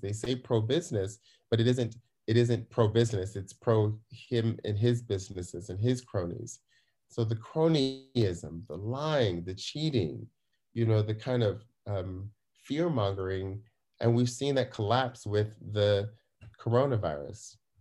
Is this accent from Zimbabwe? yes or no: no; United States; now in Germany; I'm an American here in, uh, here abroad